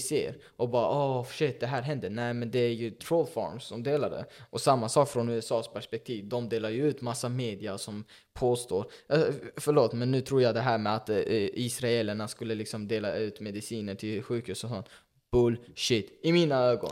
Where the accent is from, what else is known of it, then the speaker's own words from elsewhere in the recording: Sweden; nu lever jag i Sverige som invandrare, som flykting, kom mm. hit när jag var fyra